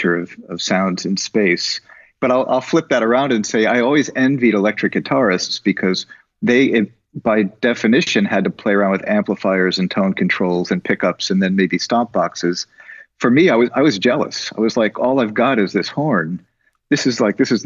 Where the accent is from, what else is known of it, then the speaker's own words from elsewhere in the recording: New York City, New York, United States; as a young person growing up in New York City